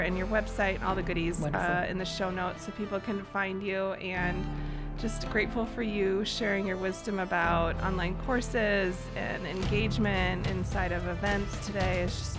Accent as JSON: {"language": "English", "region": "Wisconsin", "country": "United States", "tie": "born or raised there", "said": "414, that area code hails from where I grew up in Wisconsin."}